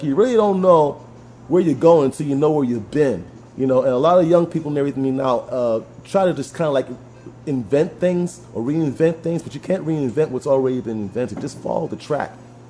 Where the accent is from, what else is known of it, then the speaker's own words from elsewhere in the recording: New York City, New York, United States; I'm from Harlem.